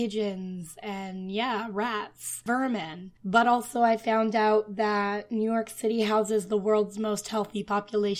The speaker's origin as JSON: {"language": "English", "town": "Ottawa", "region": "Ontario", "country": "Canada", "moved": "yes", "lives_now": "Toronto, Canada", "said": "I'm from Ottawa"}